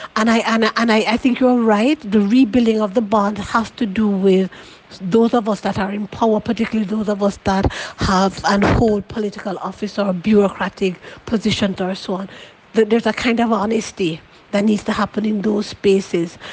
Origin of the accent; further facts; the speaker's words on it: Jamaica; I've been shaped as a Jamaican person